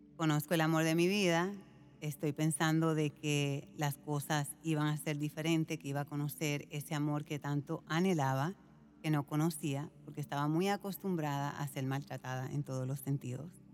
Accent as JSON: {"language": "Spanish", "country": "Puerto Rico", "tie": "born or raised there", "said": "yo fui criada en Puerto Rico"}